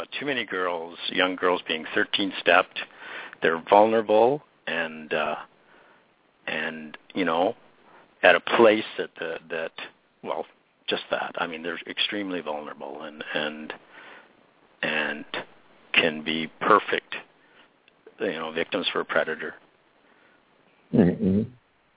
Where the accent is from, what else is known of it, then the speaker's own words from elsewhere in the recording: Penticton, British Columbia, Canada; my hometown in Penticton